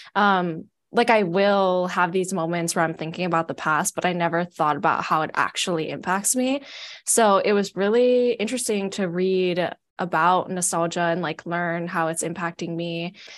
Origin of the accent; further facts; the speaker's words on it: Hawaii, United States; moved away as an adult; now in Portland, United States; I'm not from Oregon, I'm actually from Hawaii, and I moved here to come to grad school at P S U